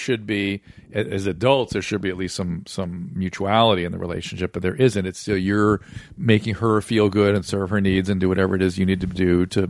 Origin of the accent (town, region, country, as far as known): Pasadena, California, United States